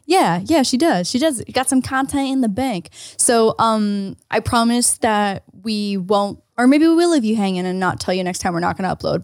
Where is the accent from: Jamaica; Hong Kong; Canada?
Canada; now in United States; I'm Canadian